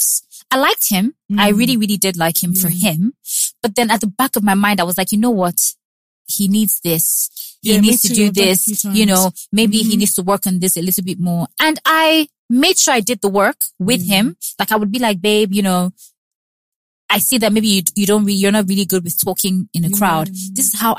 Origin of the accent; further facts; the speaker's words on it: South Africa; I've growing up in South Africa